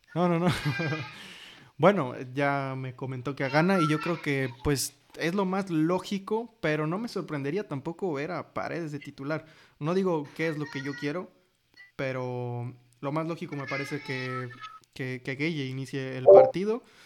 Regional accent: Mexico; somos mexicanos

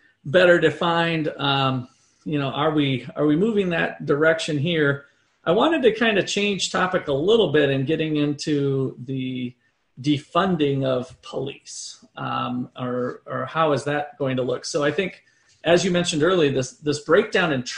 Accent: Minnesota, United States; also born or lived in Iowa; now in Kansas, United States; I grew up in Minnesota, moved to Iowa, and then I came to Kansas

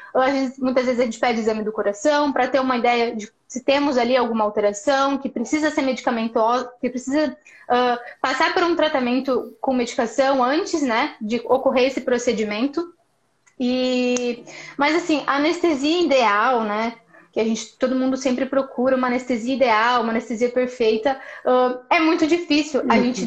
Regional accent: Paraná, Brazil; moved away as an adult; also born or lived in Maringá, Brazil; now in Porto Alegre, Brazil; Sou paranaense

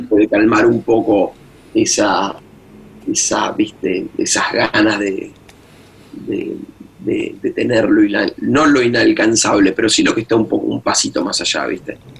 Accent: Argentina; moved away as an adult; also born or lived in Boston; estaba en Argentina

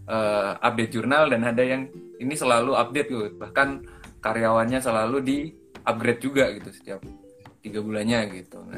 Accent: Java, Indonesia; contoh contoh saya aja kalau di kan saya orang Jawa nih di Jawa aja tuh kalau nanggung tuh udah beda gitu

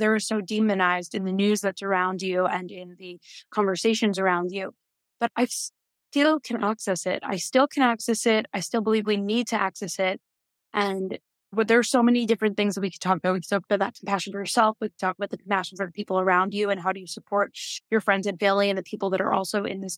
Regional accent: New York, United States; moved away as an adult; now in Tel Aviv, Israel; I was raised in New York

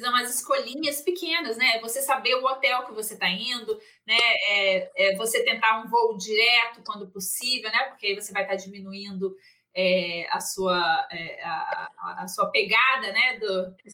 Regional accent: Brazil; moved away

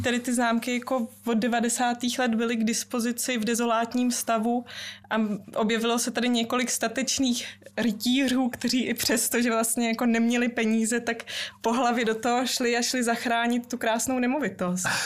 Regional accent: Czechia; vyrůstala jsem celý život v České republice, ale eh, maminka mě vychovávala velmi německy. Mm. Doma jsme mluvili výhradně německy

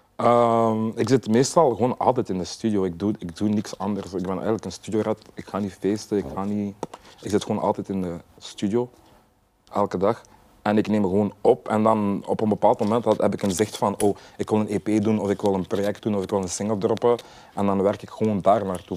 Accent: Sint-Niklaas, Flanders, Belgium; ik ben een artiest uit België

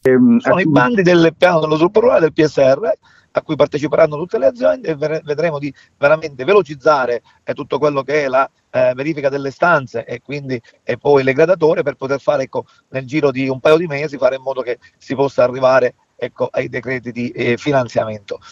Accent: Sicily, Italy; giù da noi in eh, Sicilia

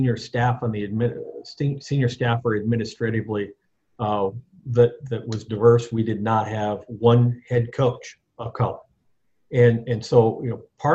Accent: Iowa, United States; moved away as an adult; now in New Orleans, United States; I lived in Iowa every day of my life before I came to New Orleans at the age of 49

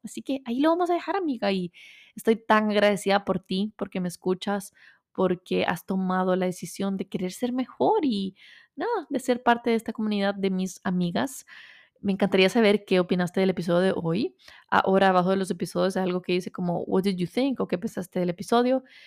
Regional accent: El Salvador; moved away; soy de Salvador, aunque soy 100% latina

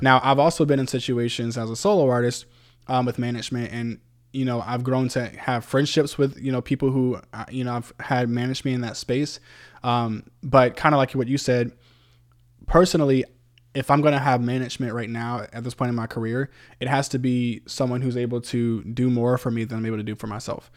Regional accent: Virginia Beach, Virginia, United States; moved away; I'm from Virginia Beach originally. Uh, that's my hometown

